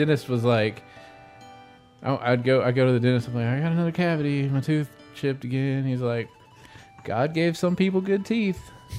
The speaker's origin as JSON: {"language": "English", "region": "Arkansas", "country": "United States", "said": "But I'm from Arkansas."}